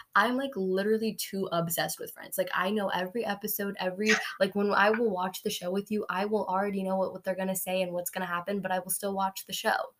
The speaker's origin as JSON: {"language": "English", "country": "United States", "tie": "born or raised there", "said": "Even though we were born in America, exactly. we identify ourselves as brown, as Indian."}